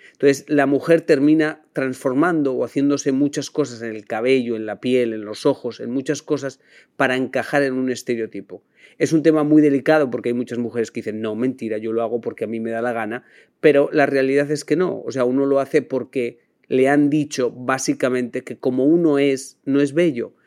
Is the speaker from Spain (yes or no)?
yes; Spain; now in United States; para los demás españoles